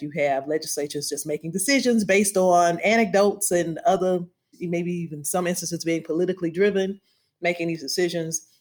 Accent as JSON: {"language": "English", "region": "Louisiana", "country": "United States", "tie": "born or raised there", "said": "I grew up in Louisiana, I didn't go to the doctor. I was born at the charity hospital"}